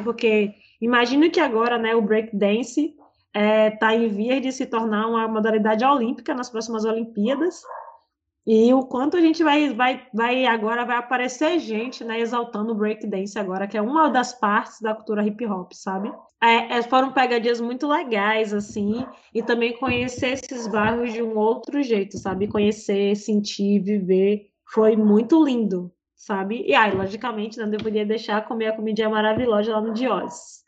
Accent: Salvador, Bahia, Brazil; eu sou daqui de Salvador

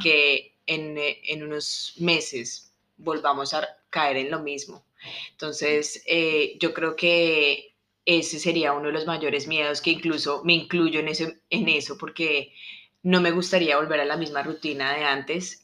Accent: Colombia; moved away as an adult; yo soy colombiana

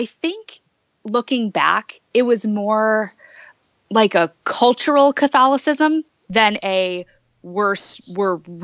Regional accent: Ansonia, Connecticut, United States; I grew up in Connecticut in a little town called Ansonia, kind of right outside of New Haven

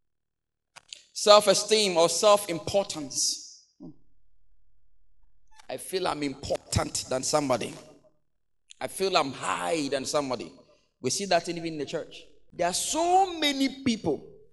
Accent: Accra, Greater Accra, Ghana; I come from the Ghana, Mamprobi, you know, Choko Dose, that's where I come from

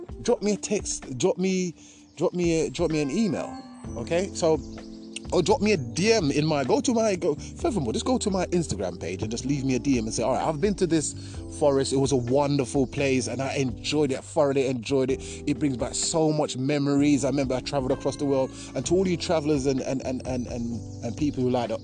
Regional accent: Jamaica; moved away; I grew up in Jamaica for 10 years

